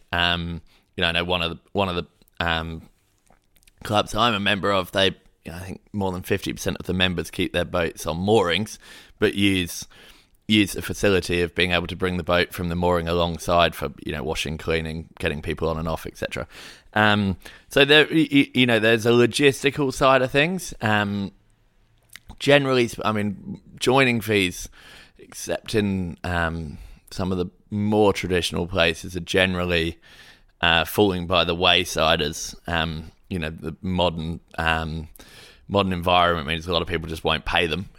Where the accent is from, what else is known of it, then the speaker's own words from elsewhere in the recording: Hayling Island, South East England, United Kingdom; now in Sydney, Australia; I grew up in Hailing Island sailing club